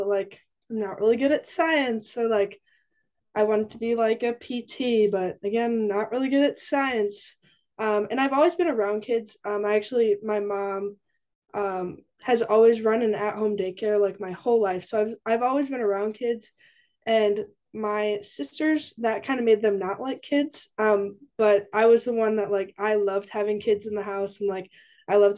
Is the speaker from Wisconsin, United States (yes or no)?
yes; Edgerton, Wisconsin, United States; moved away as an adult; now in Stevens Point, United States; I am from Edgerton, Wisconsin, which is about 20 minutes south of Madison, Wisconsin. And I'm currently in Stevens Point